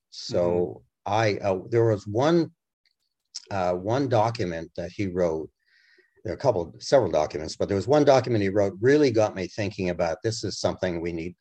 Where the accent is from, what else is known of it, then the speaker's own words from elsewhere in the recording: Massachusetts, United States; moved away as an adult; also born or lived in Europe; now in Washington D.C. area, United States; my home state of massachusetts